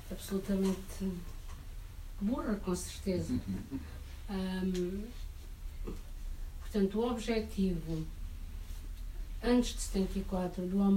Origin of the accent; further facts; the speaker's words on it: near Beja, Alentejo, Portugal; eu sou do Alentejo, sou de perto de Beja